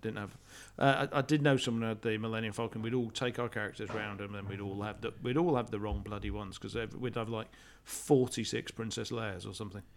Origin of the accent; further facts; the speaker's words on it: United Kingdom; I'm British